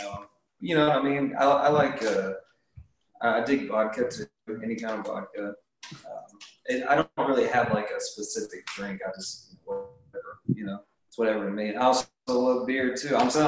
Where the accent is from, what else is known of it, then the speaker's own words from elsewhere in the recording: Dallas, Texas, United States; Well, we're just a three-piece. It's pretty simple. We're from Dallas, Texas.